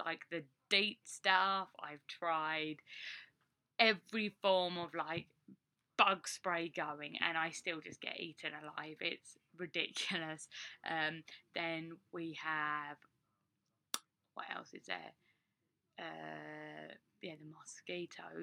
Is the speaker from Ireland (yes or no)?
no; England, United Kingdom; moved away as an adult; now in United States; as a Brit that's not used to really driving in the snow